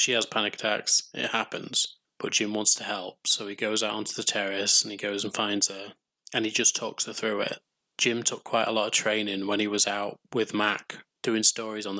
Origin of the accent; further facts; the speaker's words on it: England, United Kingdom; I'm English